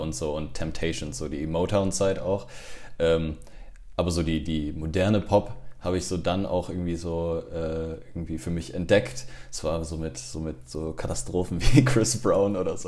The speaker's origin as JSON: {"language": "German", "town": "Cologne", "region": "North Rhine-Westphalia", "country": "Germany", "tie": "born or raised there", "also_born_or_lived": "Montreal, Canada", "said": "Ich bin im Prinzip in Köln groß geworden, bin Gölsche Jung"}